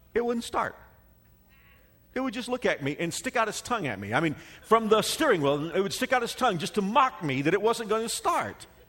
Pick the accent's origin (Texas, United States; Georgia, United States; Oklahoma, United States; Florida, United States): Texas, United States; Dallas; moved away; I grew up in Metroplex